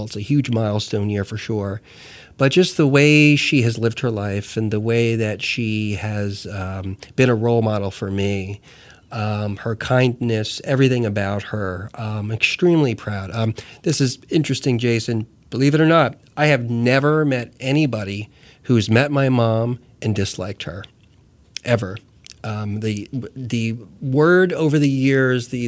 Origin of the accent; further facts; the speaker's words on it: New Jersey, United States; moved away; I grew up in Jersey